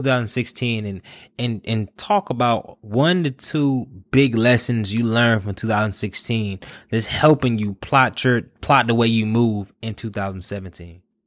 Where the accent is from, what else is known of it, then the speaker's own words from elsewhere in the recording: Durham, North Carolina, United States; I'm from Durham